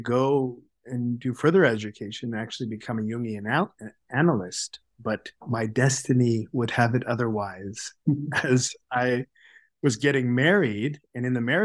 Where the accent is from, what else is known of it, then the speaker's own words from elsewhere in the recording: Sacramento, California, United States; moved away as an adult; now in Toronto, Canada; I grew up in California, in Sacramento, and I attended the Steiner School, the Waldorf School